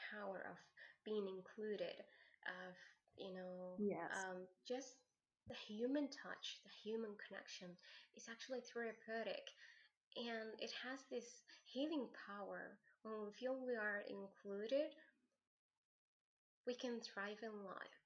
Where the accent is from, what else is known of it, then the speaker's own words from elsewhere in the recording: Algeria; I'm from Algeria